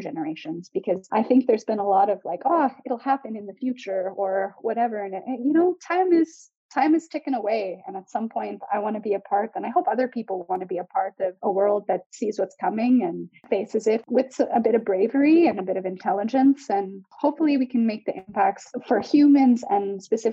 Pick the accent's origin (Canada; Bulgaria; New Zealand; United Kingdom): Canada; I'm from Canada where our whole western coast lights on fire